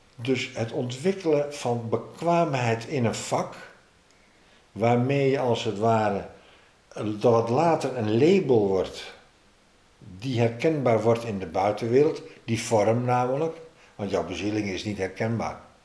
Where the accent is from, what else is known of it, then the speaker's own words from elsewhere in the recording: Amsterdam, North Holland, Netherlands; als Amsterdammer